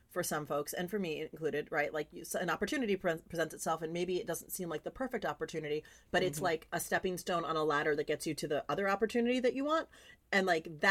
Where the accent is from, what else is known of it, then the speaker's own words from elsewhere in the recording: California, United States; we're both from California